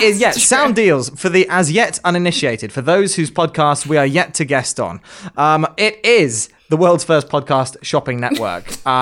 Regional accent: England, United Kingdom; It was because we're English, it was due to a time difference thing.

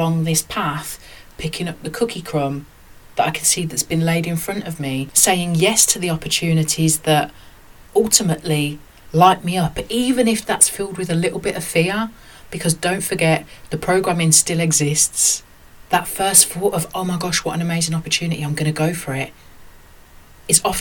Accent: Birmingham, West Midlands, United Kingdom; growing up in Birmingham, working class, mixed race

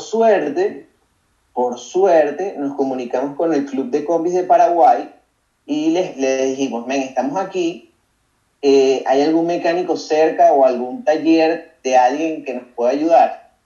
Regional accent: Caracas, Capital District, Venezuela; moved away as an adult; also born or lived in Paracotos, Miranda; Yo soy de los, de los Palos Grandes, vivo en, en Caracas, en los Palos Grandes, ahí me crié mitad compartido con Paracotos del estado Miranda

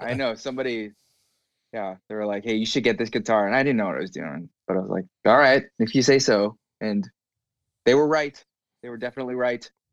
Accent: Southern California, United States; also born or lived in Los Angeles; grew up in C, Southern California.

